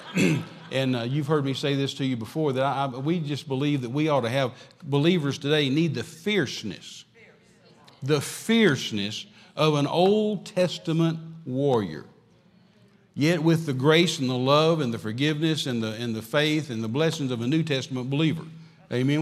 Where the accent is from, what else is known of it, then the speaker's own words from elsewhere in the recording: West Texas, United States; I'm from West Texas.